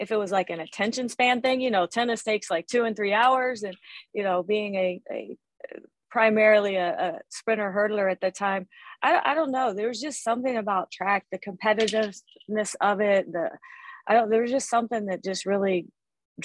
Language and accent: English; West Virginia, United States; moved away as an adult; also born or lived in Ohio; now in Miami, United States; I grew up in West Virginia and went to school at Ohio University.